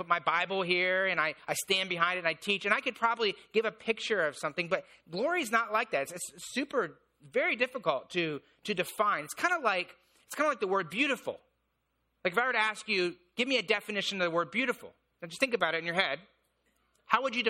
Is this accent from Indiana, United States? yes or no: yes; Indiana, United States; moved away; I grew up in Indiana